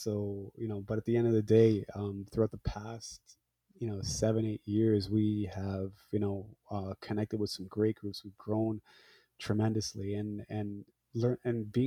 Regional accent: Hamilton, Ontario, Canada; also born or lived in Scarborough, Ontario; I'm a Punjabi guy, born and raised in Hamilton, Ontario, fled to Scarborough, Ontario.

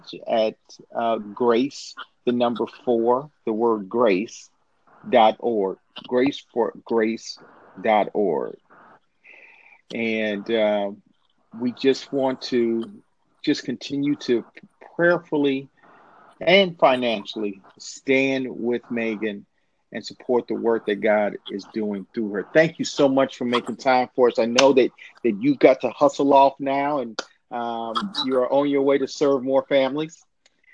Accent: Inglewood, California, United States; moved away; Spent some time growing up in Inglewood, California

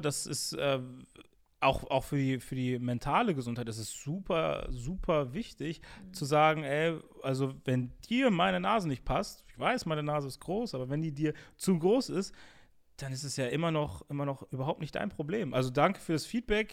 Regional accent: Bonn, North Rhine-Westphalia, Germany; bin auch in den richtigen Ortsteilen, würde ich sagen, so mhm. aufgewachsen, wo es eh, also mein, meine Heimatstadt ist eh Multikulti

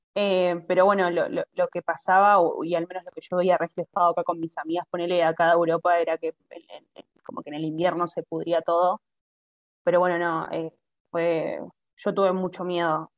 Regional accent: Argentina; first language Spanish; moved away as an adult; now in Italy; yo soy argentina

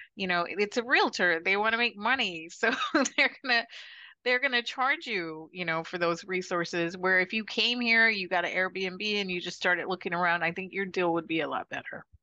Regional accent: Chandler, Arizona, United States; moved away as an adult; also born or lived in San Francisco Bay Area, California / Mississippi; now in Punta Cana, Dominican Republic; I was born in Chandler, Arizona, and I married somebody in the military when I was 20

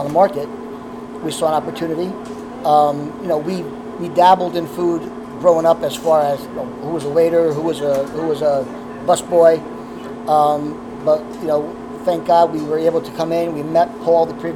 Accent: North Haledon, New Jersey, United States; also born or lived in Hawthorne, New Jersey; I grew up in North Haledon

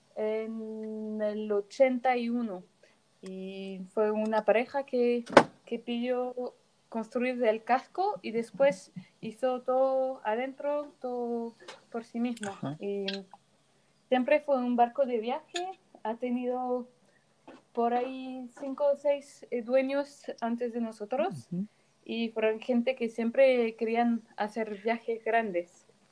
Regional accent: Paris, Île-de-France, France; soy de París

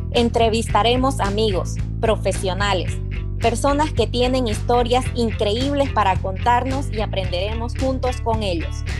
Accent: Bolivia; Nosotras somos bolivianas

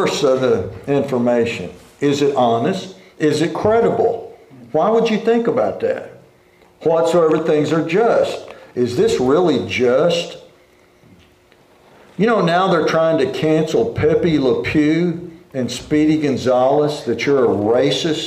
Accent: Oklahoma, United States; where we grew up in Oklahoma

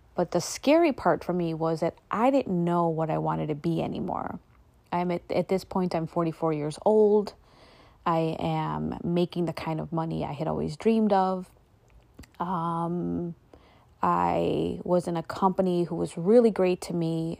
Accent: United States; I was born and raised here in America

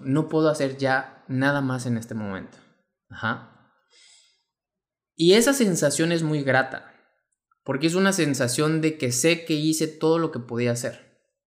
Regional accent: Mexico; mexicano, emprendedor y empresario

